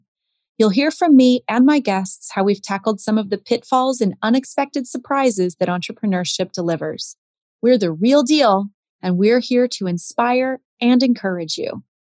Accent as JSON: {"language": "English", "town": "Seattle", "region": "Washington", "country": "United States", "tie": "born or raised there", "said": "I grew up in Seattle."}